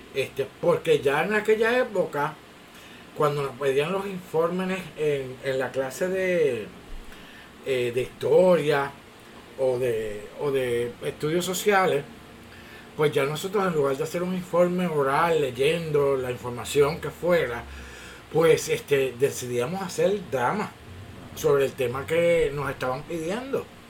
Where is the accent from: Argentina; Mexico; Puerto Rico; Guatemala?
Puerto Rico; Bayamón; also born or lived in Orlando, Florida / New York; vine a, crecer a Bayamón y básicamente he estado aquí toda mi vida